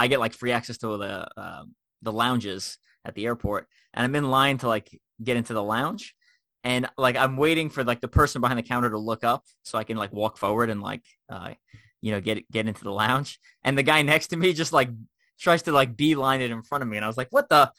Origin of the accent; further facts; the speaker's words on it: Long Island, New York, United States; moved away as an adult; also born or lived in Midwest / South (US) / Kansas; I grew up in New York and then I've moved across the Midwest and the South for most of my adult life